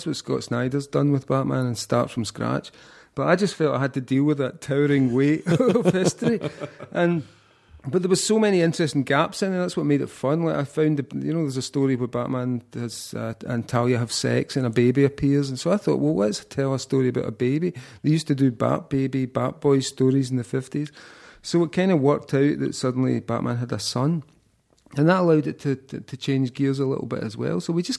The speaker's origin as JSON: {"language": "English", "region": "Scotland", "country": "United Kingdom", "said": "And I just thought my work has barely ever been recognized in my home country."}